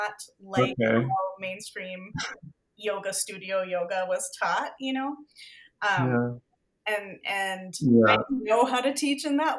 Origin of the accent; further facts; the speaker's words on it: a suburb of Denver, Colorado, United States; moved away as an adult; also born or lived in California / Bay Area; now in Denver, United States; I grew up in a suburb, you know, of Denver